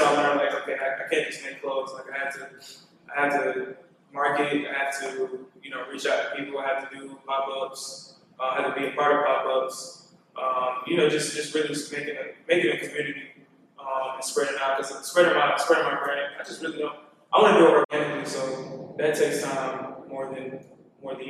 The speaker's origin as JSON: {"language": "English", "town": "Atlanta", "region": "Georgia", "country": "United States", "tie": "born or raised there", "also_born_or_lived": "Newburgh, New York"}